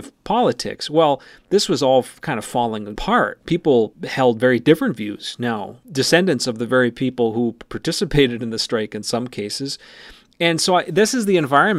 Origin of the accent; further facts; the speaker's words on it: Cherry, Minnesota, United States; you grow up here